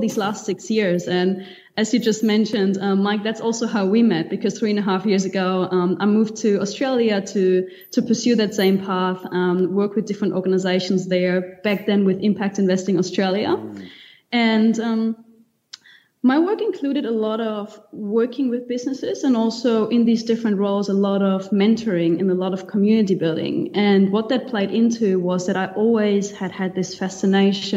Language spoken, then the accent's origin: English; Germany; moved away as an adult; also born or lived in Cuba / Spain / New Zealand; now in Mauritius; I grew up in Germany originally